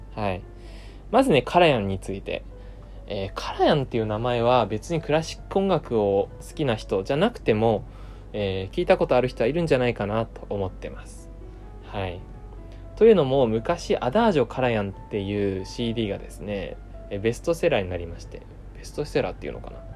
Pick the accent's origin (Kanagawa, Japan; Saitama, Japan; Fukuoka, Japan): Fukuoka, Japan; Kurume; now in Tokyo, Japan; 僕の地元福岡の久留米の方では